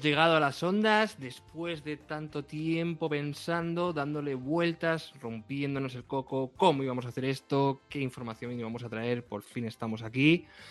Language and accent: Spanish; Castilla-La Mancha, Spain; yo, que soy de La Mancha y he vivido con molinos toda mi vida